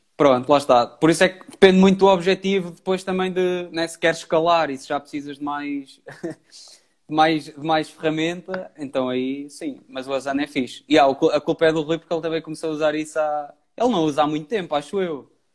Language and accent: Portuguese; Pombal, Centro, Portugal; also born or lived in Viseu; now in Porto, Portugal; Eu sou de Pombal, uh, vivo no Porto, Uh, e agora atualmente estou em Viseu